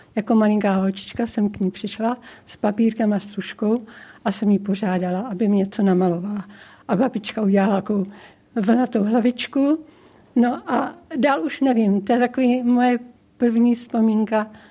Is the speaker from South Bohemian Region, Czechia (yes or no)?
yes; South Bohemian Region, Czechia; also born or lived in Brloh; now in Chvalšiny, Czech Republic; po Šumaví, to je mé rodiště a bydliště